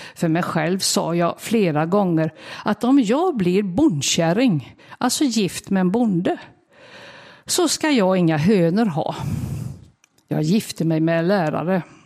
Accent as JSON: {"language": "Swedish", "town": "Vårgårda", "region": "Västra Götaland", "country": "Sweden", "tie": "born or raised there", "moved": "yes", "lives_now": "Ingarp, Sweden", "said": "Jag växte upp på en bondgård med många djur strax utanför samhället"}